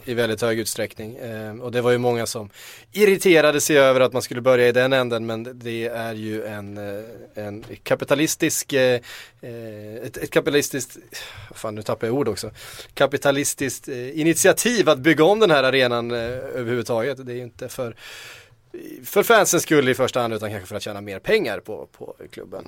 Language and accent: Swedish; Västervik, Kalmar County, Sweden; accent: Östgötska; min, min, min östgötska